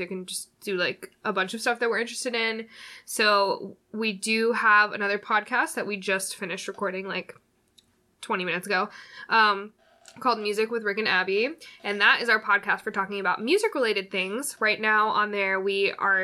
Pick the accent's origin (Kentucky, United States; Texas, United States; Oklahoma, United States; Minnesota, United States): Oklahoma, United States; moved away; I am from Oklahoma originally